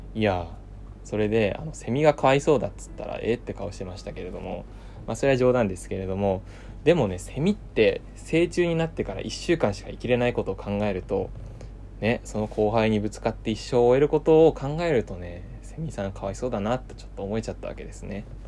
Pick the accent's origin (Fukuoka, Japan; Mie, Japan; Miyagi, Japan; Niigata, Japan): Fukuoka, Japan; Kurume; now in Tokyo, Japan; 僕の地元福岡の久留米の方では